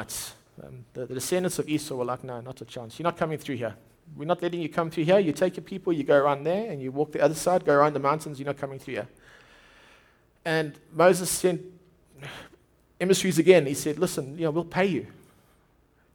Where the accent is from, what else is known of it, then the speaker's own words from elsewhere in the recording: Durban, KwaZulu-Natal, South Africa; My wife grew up in Durban. I grew up in Durban.